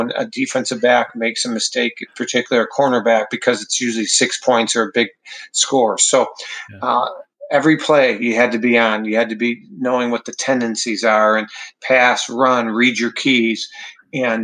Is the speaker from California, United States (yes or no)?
no; Wheaton, Illinois, United States; I come from Wheaton, Illinois